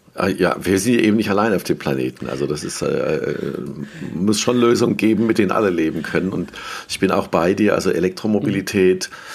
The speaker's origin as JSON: {"language": "German", "town": "Mannheim", "region": "Baden-Württemberg", "country": "Germany", "moved": "as an adult", "lives_now": "Worms, Germany", "said": "ich würde mich ja als Mannheimer bezeichnen, auch wenn ich jetzt vor einem Jahr äh, auf die andere Rheinseite gezogen bin, mhm. äh, nach Worms"}